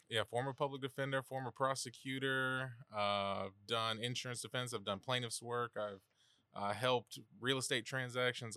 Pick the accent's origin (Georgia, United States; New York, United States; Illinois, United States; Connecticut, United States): Georgia, United States; Savannah; moved away; born and raised here in Savannah